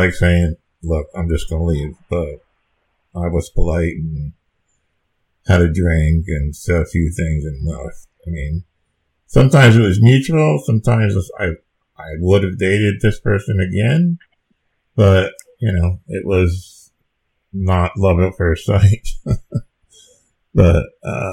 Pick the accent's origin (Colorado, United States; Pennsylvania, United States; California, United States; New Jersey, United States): New Jersey, United States; moved away as an adult; I'm from New Jersey